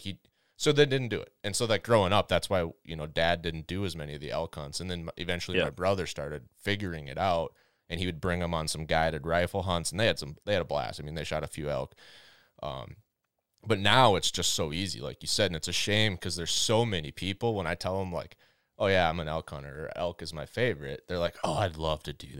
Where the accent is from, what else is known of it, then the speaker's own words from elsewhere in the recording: Minnesota, United States; So I mean, I grew up in Minnesota, you know this. My family has always been a strong outdoors family.